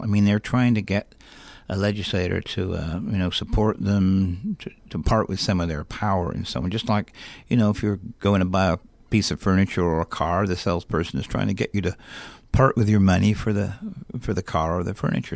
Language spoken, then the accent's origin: English; England, United Kingdom; moved away as an adult; also born or lived in Alaska; now in United States; I'm originally from England